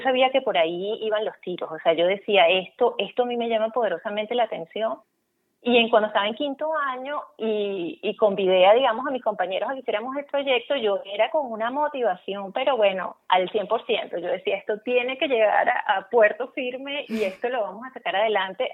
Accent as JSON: {"language": "Spanish", "town": "Valencia", "region": "Carabobo", "country": "Venezuela", "tie": "born or raised there", "moved": "as an adult", "lives_now": "Germany", "said": "yo estaba terminando el bachillerato en Valencia, eh, yo soy valenciana"}